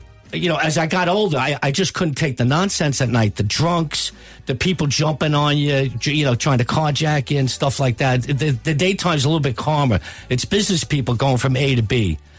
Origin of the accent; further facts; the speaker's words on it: United States; Is this normal for an American landing in Dublin?